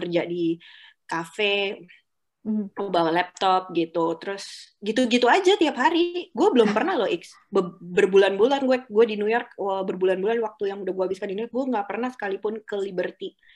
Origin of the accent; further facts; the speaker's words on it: Jakarta, Indonesia; kita orang Jakarta yang biasa macet-macetan